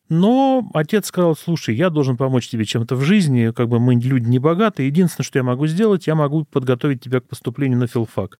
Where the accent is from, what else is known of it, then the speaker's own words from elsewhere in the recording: Gus-Khrustalny, Vladimir Oblast, Russia; я родился в Гусе Хрустально Владимирской области и жил совершенно спокойно, спокойной жизнью в учительской семье